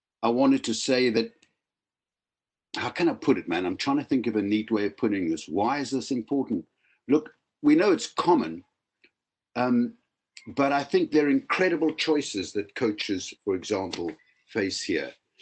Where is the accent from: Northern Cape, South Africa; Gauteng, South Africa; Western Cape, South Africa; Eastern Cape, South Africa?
Western Cape, South Africa; Cape Town; moved away as an adult; now in Wales, United Kingdom; I grew up in Cape Town for my first 25 years, became a clinical psychologist, and have lived in Wales for many decades now